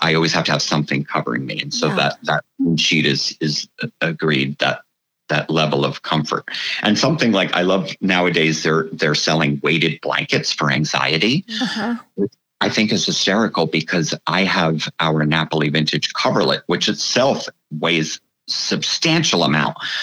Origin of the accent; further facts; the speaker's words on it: United States; I, as an American, have lived that way my whole life